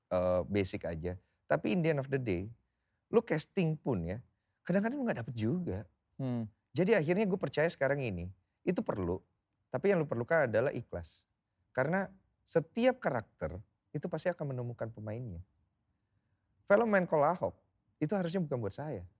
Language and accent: Indonesian; Java, Indonesia; Saya kan Jawa, oh iya